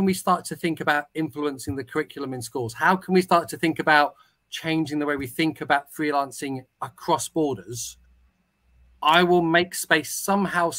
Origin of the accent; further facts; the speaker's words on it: United Kingdom; I'm British, therefore, I don't really speak any other language